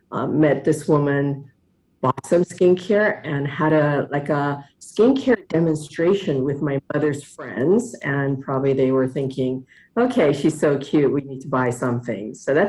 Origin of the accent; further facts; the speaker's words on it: Monterey, California, United States; also born or lived in Seoul, Korea / New Jersey; I was born in Seoul, Korea, and the capital of beauty now. We immigrated into the United States, into New Jersey first, and then moved over to Monterey, California, where I was mostly raised.